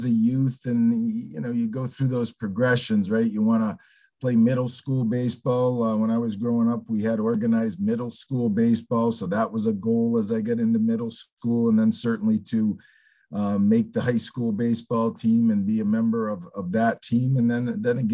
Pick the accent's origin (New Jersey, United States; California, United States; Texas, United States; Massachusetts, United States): Massachusetts, United States; Northampton; I grew up in Northampton, so I'm a Western Mass